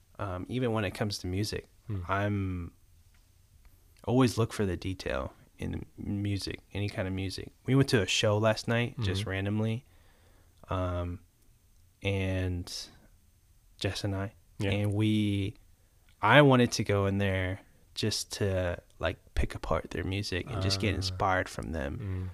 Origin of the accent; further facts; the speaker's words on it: Marietta, Georgia, United States; also born or lived in Boston; I was born and raised in East Cobb, Marietta.